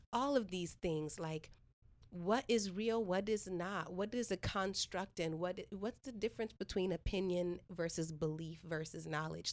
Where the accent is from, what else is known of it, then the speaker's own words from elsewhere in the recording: Stockton, California, United States; also born or lived in Washington, D.C.; I was born in D.C., raised in Stockton